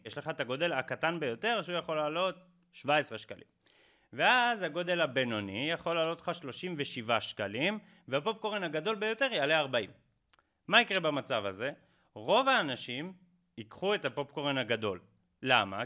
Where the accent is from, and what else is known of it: Israel